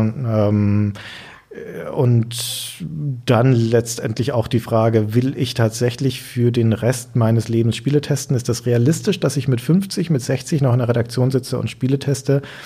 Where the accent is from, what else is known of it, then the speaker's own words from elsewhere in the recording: Nuremberg, Bavaria, Germany; moved away as an adult; now in Hamburg, Germany; da ist meine Heimatstadt